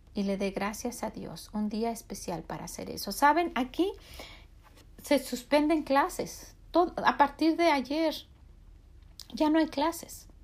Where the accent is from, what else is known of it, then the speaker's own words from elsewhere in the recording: Mexico; now in United States; nosotros como mexicanos